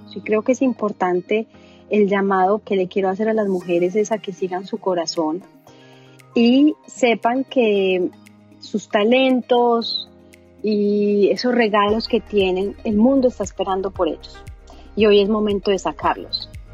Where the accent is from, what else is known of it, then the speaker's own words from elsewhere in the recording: Medellín, Antioquia, Colombia; soy colombiana, soy de Medellín